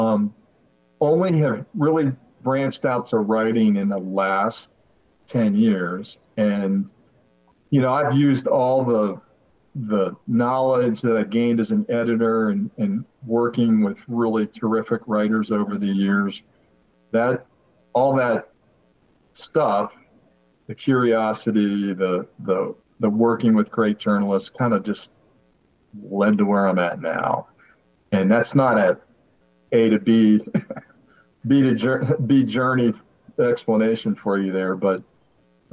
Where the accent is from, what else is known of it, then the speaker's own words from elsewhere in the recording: Pittsburgh, Pennsylvania, United States; I'm from Western Pennsylvania, grew up in suburban Pittsburgh